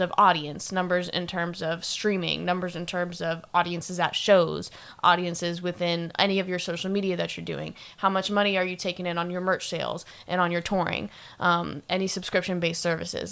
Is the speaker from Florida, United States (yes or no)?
yes; Sarasota, Florida, United States; now in Orlando, United States; I'm from Florida, but I'm from Sarasota, Florida